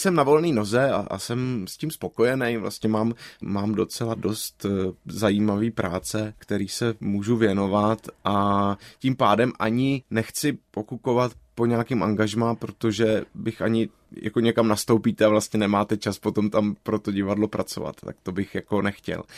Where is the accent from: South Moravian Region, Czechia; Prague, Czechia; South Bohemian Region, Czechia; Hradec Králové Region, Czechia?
Prague, Czechia; also born or lived in Plzeň / London; jsem Pražák a vlastně jsem nikdy neměl v úmyslu tu Prahu úplně opustit, tak to pro mě byla v tomhle příjemná změna, že jsem se dostal zpátky domů